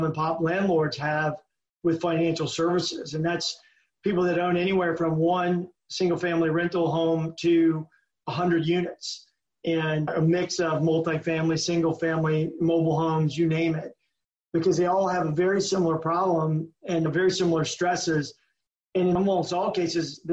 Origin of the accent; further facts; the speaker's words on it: Louisiana, United States; moved away; also born or lived in Germany; I grew up in Louisiana